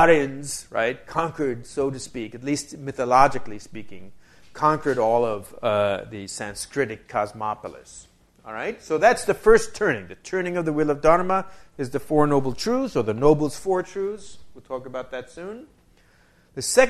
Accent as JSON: {"language": "English", "region": "New York", "country": "United States", "moved": "yes", "lives_now": "Wisconsin, United States", "said": "I'm originally from New York."}